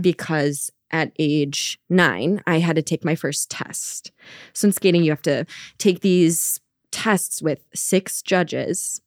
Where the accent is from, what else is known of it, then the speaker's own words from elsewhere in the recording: Minnesota, United States; moved away as an adult; now in Providence, United States; I am originally from Minnesota, and I moved to Providence when I went to college